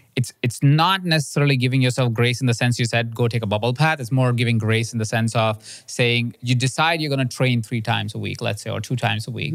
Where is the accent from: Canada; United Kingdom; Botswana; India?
India; moved away; I grew up in India in a house of twenty-three people sharing the same space